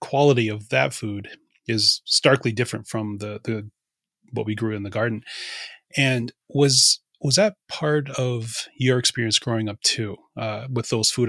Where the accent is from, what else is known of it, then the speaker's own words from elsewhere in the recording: United States; I grew up on the Assistant Wahpeton, Oyate, Wabetuan.